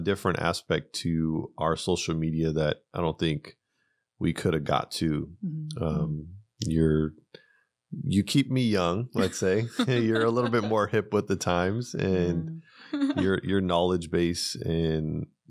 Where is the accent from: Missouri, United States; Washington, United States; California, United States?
California, United States; Pasadena; Yeah, I grew up in Pasadena.